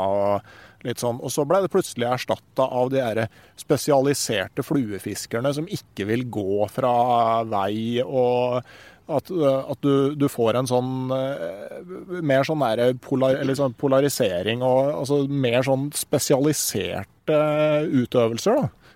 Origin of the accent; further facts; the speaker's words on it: Gausdal, Innlandet, Norway; hjemme i Gausdal